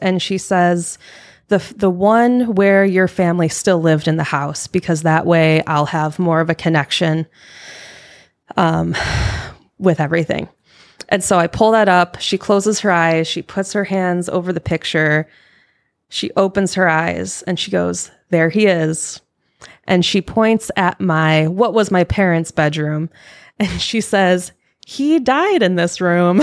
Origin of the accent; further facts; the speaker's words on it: Michigan, United States; moved away; I am from Michigan. So I grew up in a haunted house.